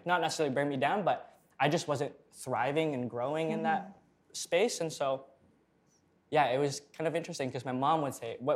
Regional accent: Philippines; now in Canada; I was born in the Philippines, so I was raised Roman Catholic

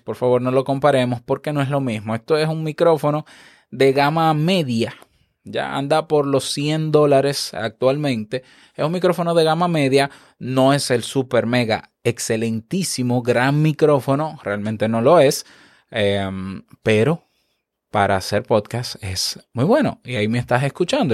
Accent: Dominican Republic; como decimos aquí en mi país, República Dominicana

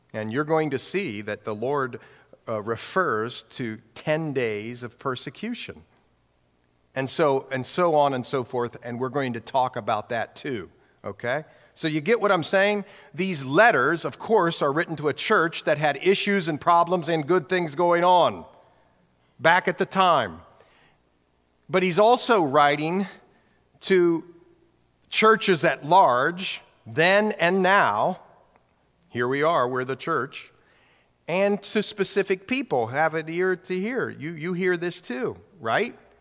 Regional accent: near Columbus, Ohio, United States; moved away as an adult; also born or lived in Newark, Ohio / Hawaii; we grew up in Ohio, uh, right in the middle of the state of Ohio, okay? And, uh, right near Columbus, little town near there

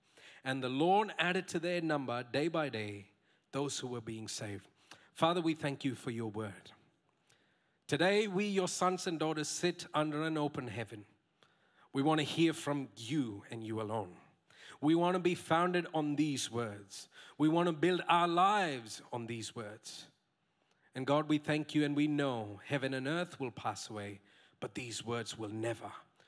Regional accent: Saudi Arabia; For 14 years, I grew up in Saudi Arabia. Those were the 14 formative years of my life. I didn't sign up to be raised in that place, by the way.

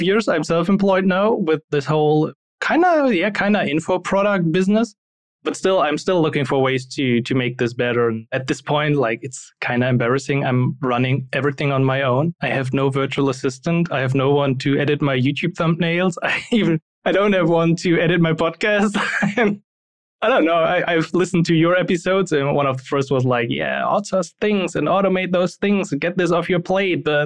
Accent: Germany; English is a second language; I'm not a non-native speaker. I'm from Germany. In the beginning, I was never good in English

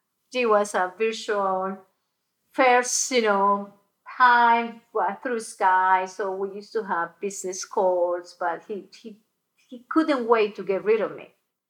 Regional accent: Colombia; moved away; also born or lived in Boca Raton, Florida; I'm originally from Colombia. I was living in Boca Raton, Florida.

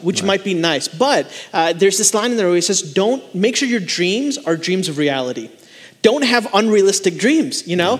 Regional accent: Chicago, Illinois, United States; also born or lived in India; now in Charlotte, United States; I was born and raised in the Chicagoland area, but I went to go live in India for 2.5 years to live with my grandparents

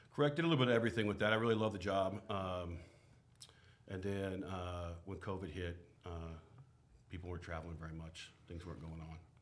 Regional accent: Portland, Oregon, United States; I was born and raised here in Portland

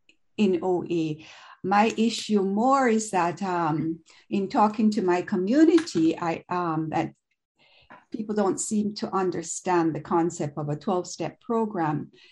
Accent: Jamaica; now in Toronto, Canada; So I'm an immigrant from Jamaica in the West Indian Island, and I've been living in Canada for over 40 years.

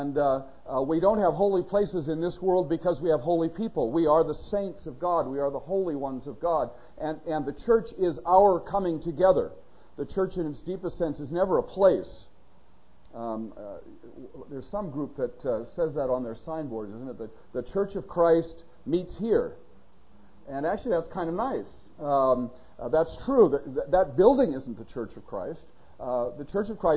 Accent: Northern California, United States; when I was growing up in Northern California

